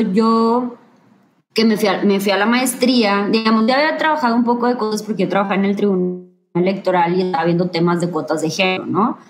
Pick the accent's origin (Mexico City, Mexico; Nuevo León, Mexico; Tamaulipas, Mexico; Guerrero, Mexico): Tamaulipas, Mexico; Ciudad Victoria; moved away as an adult; now in Monterrey, Mexico; el lugar en donde yo viví y el lugar donde yo nací, eh, que es el norte de México y en donde yo me crié